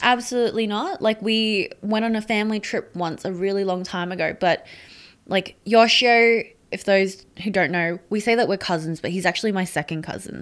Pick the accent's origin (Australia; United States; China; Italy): Australia; Brisbane, Queensland; also born or lived in Sydney, New South Wales; my parents never bought a restaurant in Brisbane and we moved up from Sydney